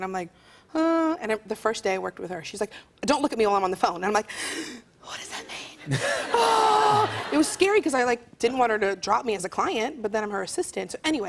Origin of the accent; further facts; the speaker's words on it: Leeds, Yorkshire and the Humber, United Kingdom; And I was like, I'm from Leeds. He's like, oh, you don't have a proper Leeds accent.